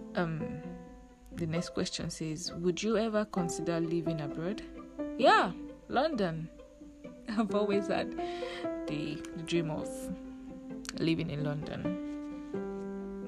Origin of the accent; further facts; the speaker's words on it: Lagos, Nigeria; also born or lived in Uyo, Akwa Ibom State, Nigeria; I grew up in the center of excellence Lagos State. Eko Nibaje. okay, so I grew up in Lagos State